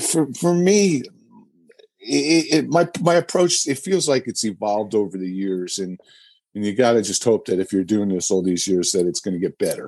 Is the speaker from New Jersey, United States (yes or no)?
yes; New Jersey, United States; just growing up in New Jersey and being musicians.